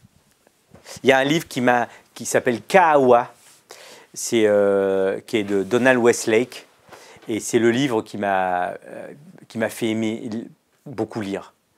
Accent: France; je suis né en France et que mon petit club de quartier, il était subventionné

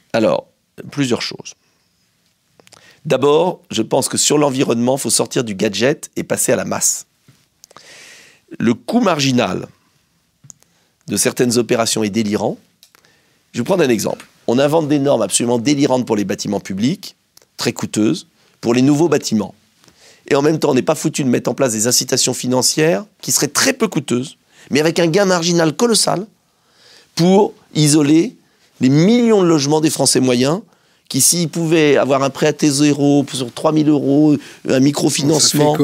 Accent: France; also born or lived in Essonne; moi je suis français

